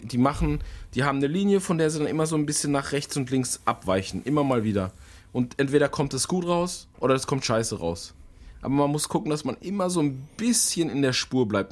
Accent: Germany; bei uns in Deutschland

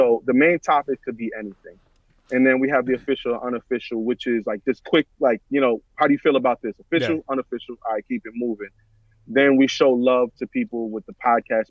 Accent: New York City, New York, United States; We're both from the Bronx. We both grew up listening to the same type of music.

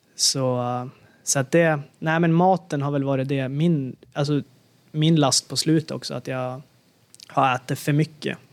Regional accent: Sweden; moved away; när jag var hemma i Sverige

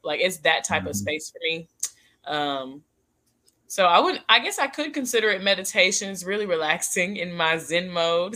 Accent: Denton, Texas, United States; It's Denton, Texas

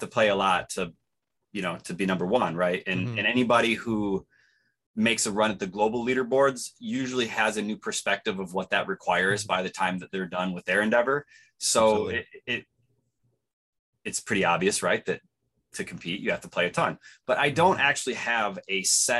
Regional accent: Los Angeles, California, United States; I am from Los Angeles.

